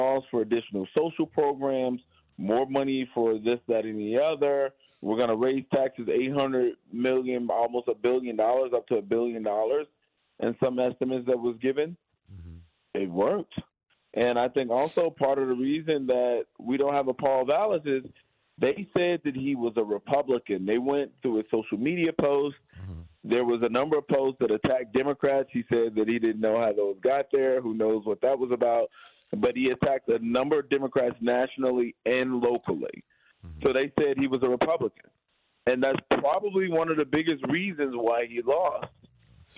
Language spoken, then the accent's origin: English; Chicago, Illinois, United States; now in Miami, United States; I'm from Chicago